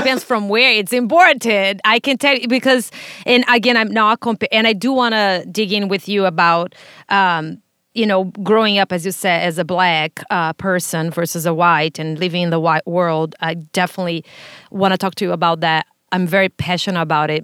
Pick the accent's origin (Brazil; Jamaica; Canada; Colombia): Brazil; now in United States; I was born in Brazil, raised there